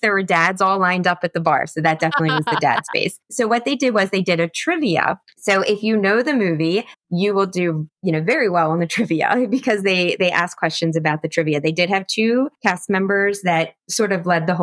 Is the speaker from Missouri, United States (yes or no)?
no; Florida, United States; I told him from Florida